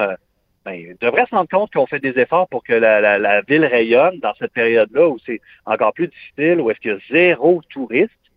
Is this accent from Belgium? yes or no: no; Montreal, Quebec, Canada; je suis montréalais à 100